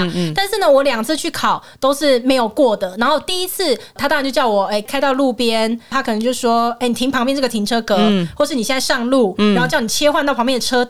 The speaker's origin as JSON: {"language": "Chinese", "country": "Taiwan", "said": "我们台湾这边"}